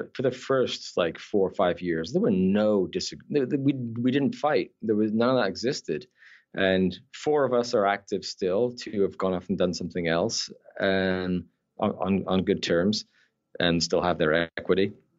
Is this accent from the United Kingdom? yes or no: yes; Scotland, United Kingdom; accent: Scottish Canadian; also born or lived in Newcastle, United Kingdom; I was actually born in the north of England. I'm a Geordie, Newcastle, but I moved to Scotland when I was 10.